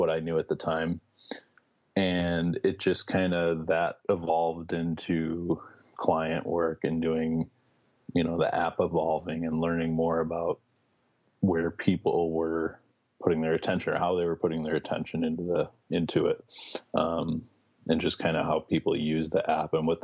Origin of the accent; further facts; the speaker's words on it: Chicago, Illinois, United States; also born or lived in Miami; I'm from Chicago. I've kind of been born and raised here. Lived here my whole life